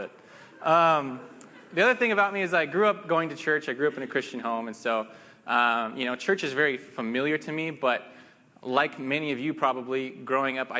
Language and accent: English; Spokane, Washington, United States; I'm from Spokane